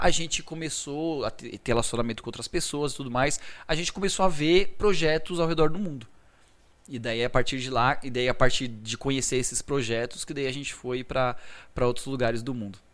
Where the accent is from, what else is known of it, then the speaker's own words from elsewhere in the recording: Brazil; moved away as an adult; also born or lived in United States; quando eu saí do Brasil